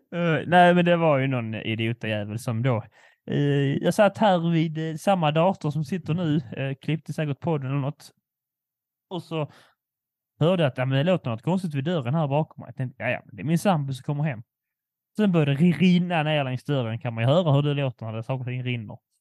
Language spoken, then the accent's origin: Swedish; Skåne, Sweden; min skånska stolthet